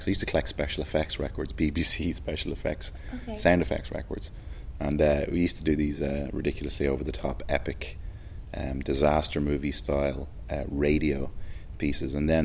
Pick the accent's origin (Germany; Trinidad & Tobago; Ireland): Ireland; Dublin, Leinster; also born or lived in Delgany; I was born in Dublin. Moved around a little as a child. I lived on the north side for the first 6 months of my life, then moved kind of south side